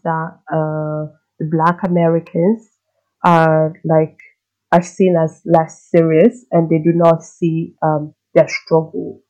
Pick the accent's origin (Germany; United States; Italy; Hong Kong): Italy; I grew up in Italy